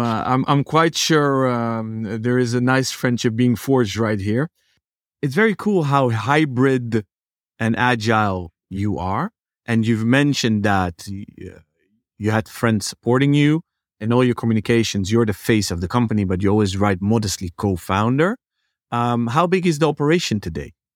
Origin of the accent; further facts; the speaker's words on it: Netherlands; growing up in the Netherlands